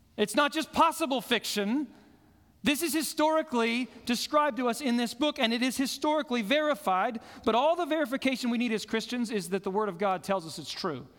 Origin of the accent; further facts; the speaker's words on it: Fort Collins, Colorado, United States; where I grew up in Fort Collins, I could look up and see Long's Peak every single morning of my life.